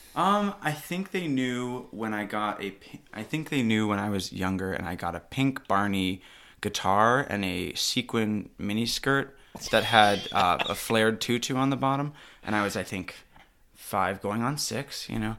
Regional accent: Milwaukee, Wisconsin, United States; moved away as an adult; also born or lived in Russia / Utah; now in Seattle, United States; I'm adopted from Russia, but I grew up in, uh, Wisconsin, so right around Milwaukee

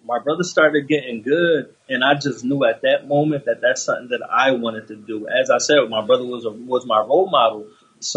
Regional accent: Philadelphia, Pennsylvania, United States; I grew up in the North Philadelphia section, Huntington Park to be exact

